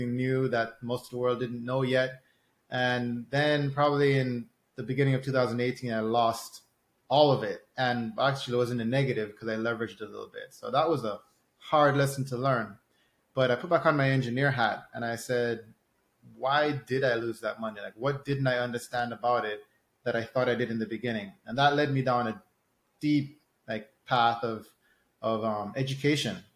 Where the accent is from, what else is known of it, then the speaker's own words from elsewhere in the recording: Jamaica; I'm from Jamaica